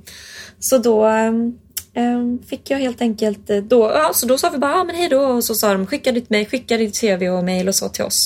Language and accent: Swedish; Sweden; jag är från Sverige